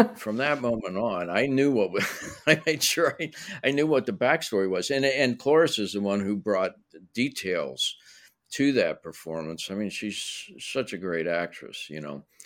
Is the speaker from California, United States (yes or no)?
no; Pittsburgh, Pennsylvania, United States; now in Los Angeles, United States; I grew up in Pittsburgh